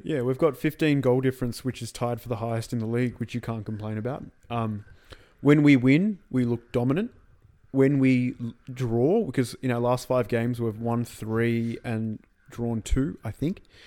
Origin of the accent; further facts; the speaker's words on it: Australia; as an Australian